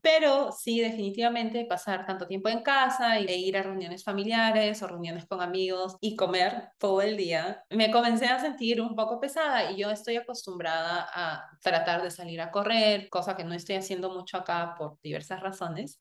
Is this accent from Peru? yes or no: yes; Peru; moved away as an adult; also born or lived in United States; yo nací y crecí en Perú